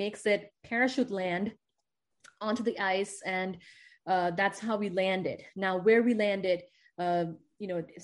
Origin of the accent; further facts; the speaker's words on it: India; moved away as an adult; now in United States; I'm from India